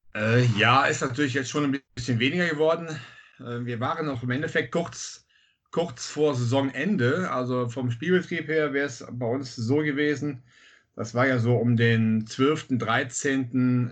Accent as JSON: {"language": "German", "town": "Bad Münstereifel", "region": "North Rhine-Westphalia", "country": "Germany", "said": "Ich komme aus Münstereifel"}